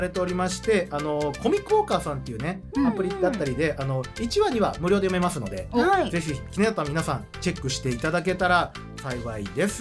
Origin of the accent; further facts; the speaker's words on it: Kansai, Japan; 僕が関西出身っていうのもあるんですけども